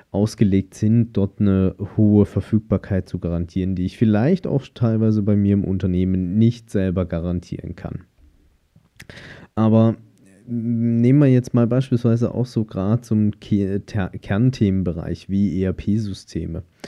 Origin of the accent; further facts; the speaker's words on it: Germany; bei uns in Deutschland